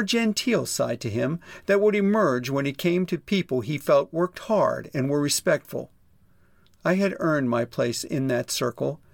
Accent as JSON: {"language": "English", "town": "Pittsburgh", "region": "Pennsylvania", "country": "United States", "tie": "born or raised there", "said": "a prominent advertising agency in my hometown of Pittsburgh, Pennsylvania"}